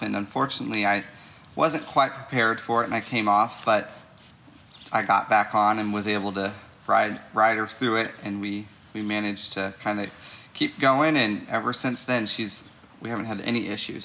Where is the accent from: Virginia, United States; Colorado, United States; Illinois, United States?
Illinois, United States; St. Louis area, Illinois side, United States; I'm from the St. Louis, Missouri area on the Illinois side of the river.